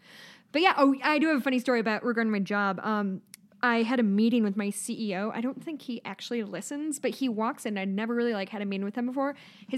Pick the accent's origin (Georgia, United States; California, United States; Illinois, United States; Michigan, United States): Illinois, United States; Chicagoland area; also born or lived in Montana / Australia; I'm 30. I am from the Chicagoland area. I live in Chicago now.